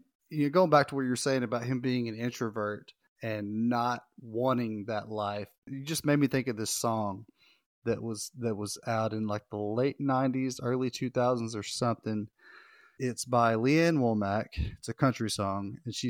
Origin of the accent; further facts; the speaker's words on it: Northeast Arkansas, United States; I grew up in Northeast Arkansas, about 45 minutes from Memphis.